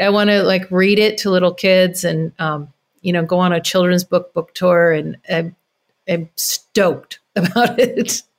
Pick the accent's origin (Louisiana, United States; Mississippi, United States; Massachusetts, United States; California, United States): California, United States; Carmel Valley; moved away; moving, um, to Carmel Valley, my hometown